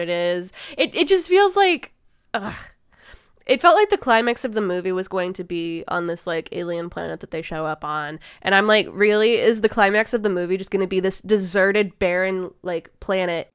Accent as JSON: {"language": "English", "region": "Midwest", "country": "United States", "said": "we are from the Midwest, and we go outside of our houses to, like, watch tornadoes"}